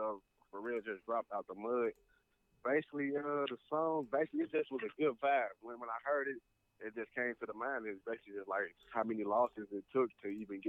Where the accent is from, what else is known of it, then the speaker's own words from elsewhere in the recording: St. Louis, Missouri, United States; growing up in St. Louis, I mean, it's rough.